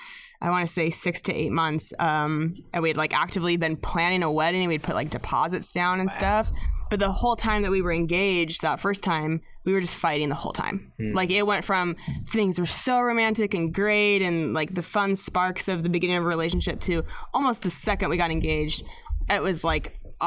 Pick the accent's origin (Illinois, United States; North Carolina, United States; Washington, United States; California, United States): Washington, United States; Spokane; also born or lived in Seattle; now in Los Angeles, United States; Spokane, yeah.